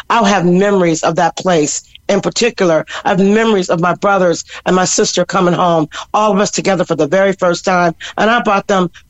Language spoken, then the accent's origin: English; Cork, Munster, Ireland; born there; born, born. I was born in Cork. My musical life was born in Cork.